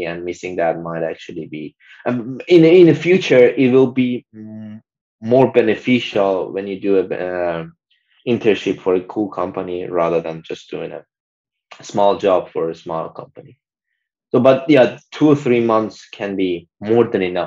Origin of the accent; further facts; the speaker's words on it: Iran; moved away; a lot of people from my home country, like we are from the same country